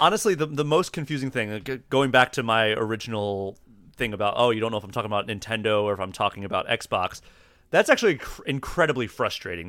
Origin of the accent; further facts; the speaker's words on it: East Coast, United States; moved away as an adult; also born or lived in Austin, Texas / Maryland / Pittsburgh, Pennsylvania; now in Minnesota, United States; I grew up on the East Coast, so, like, Maryland, Pittsburgh